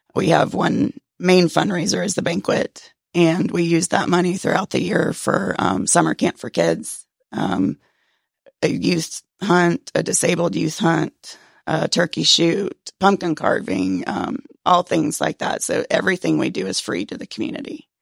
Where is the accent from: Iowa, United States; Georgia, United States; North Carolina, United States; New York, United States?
Georgia, United States; Cherokee County; I was born and raised in Cherokee County